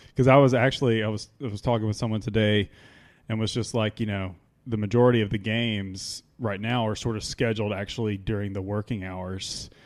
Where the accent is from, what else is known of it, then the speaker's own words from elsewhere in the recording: Mississippi, United States; now in Memphis, United States; when I moved to Memphis, I'm originally from Mississippi